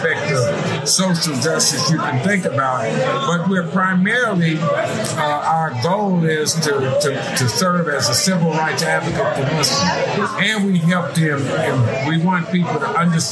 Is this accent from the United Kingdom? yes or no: no; Gary, Indiana, United States; moved away as an adult; also born or lived in Dallas, Texas; now in Houston, United States; Born and raised in Gary, Indiana.